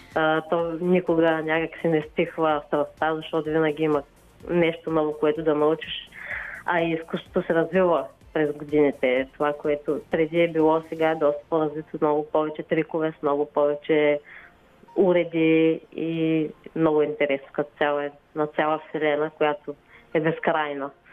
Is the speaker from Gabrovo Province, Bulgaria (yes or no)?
yes; Gabrovo Province, Bulgaria; аз съм си от Габрово родом